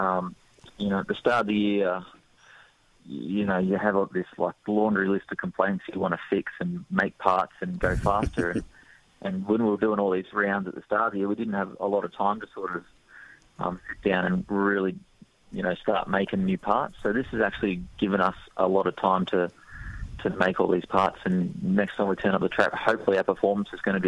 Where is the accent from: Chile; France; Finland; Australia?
Australia; we're Australian